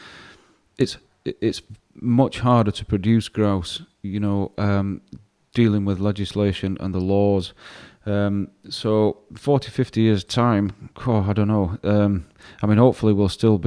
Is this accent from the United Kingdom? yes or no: yes; Yorkshire and the Humber, United Kingdom; also born or lived in Glen Ogle, Scotland; being a Yorkshireman and growing up where I grew up